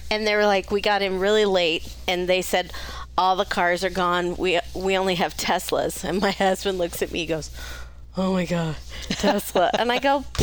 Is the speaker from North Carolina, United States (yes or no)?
no; Idaho, United States; I'm from Idaho.